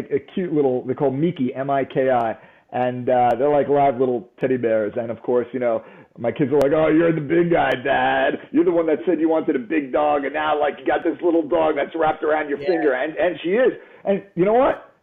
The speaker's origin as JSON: {"language": "English", "region": "New York", "country": "United States", "said": "I'm from New York."}